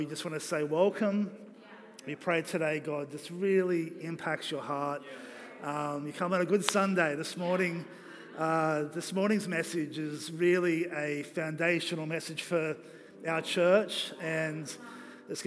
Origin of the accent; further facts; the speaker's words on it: Australia; I'm three quarters Kiwi, but I'm still an Aussie